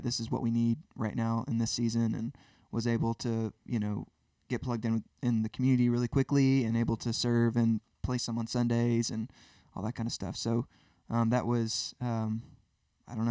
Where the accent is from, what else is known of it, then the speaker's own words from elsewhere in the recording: Birmingham, Alabama, United States; also born or lived in Nashville; I grew up in Birmingham as well